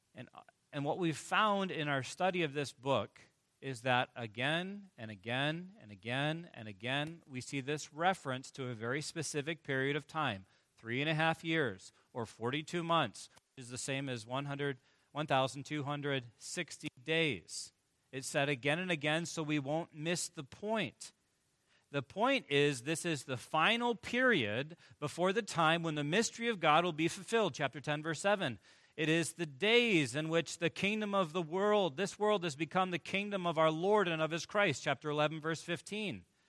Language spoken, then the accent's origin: English; Michigan, United States; I hail from Michigan